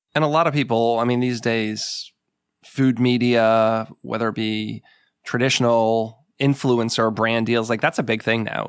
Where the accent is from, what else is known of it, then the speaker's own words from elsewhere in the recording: New England, United States; moved away; I grew up in New England